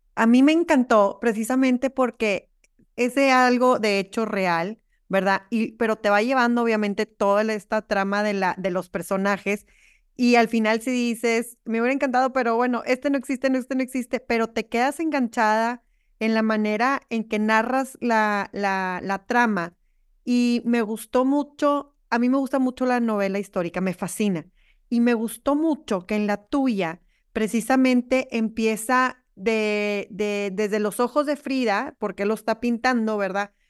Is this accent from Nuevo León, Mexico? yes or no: yes; Monterrey, Nuevo León, Mexico; yo soy, nosotros somos de Monterrey, bueno, yo soy de Monterrey